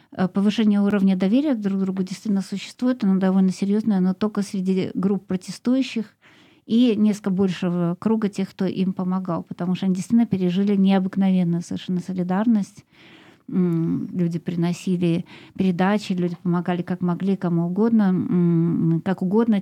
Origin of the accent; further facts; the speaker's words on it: Moscow, Russia; я из России, и большую часть своей жизни прожила в Москве